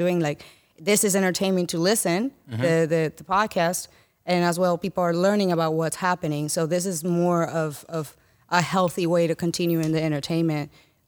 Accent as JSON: {"language": "English", "country": "Dominican Republic", "tie": "born or raised there", "said": "I'm born and raised in Dominican Republic."}